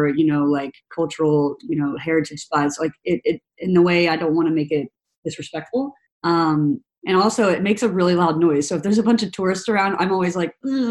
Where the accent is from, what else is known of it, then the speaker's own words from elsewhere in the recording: Tennessee, United States; also born or lived in San Francisco / Texas / Australia; now in New York, United States; Like I'm from Tennessee originally, but I moved to San Francisco. I've lived in Texas. I've lived in Australia for a year.